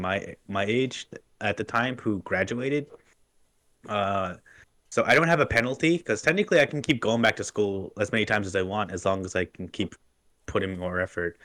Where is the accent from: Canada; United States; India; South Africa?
Canada; I'm Native American